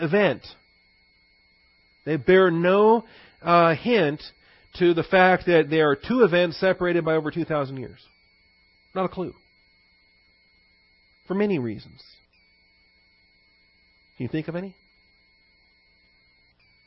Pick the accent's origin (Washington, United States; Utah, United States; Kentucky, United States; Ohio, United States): Washington, United States; I grew up in Washington State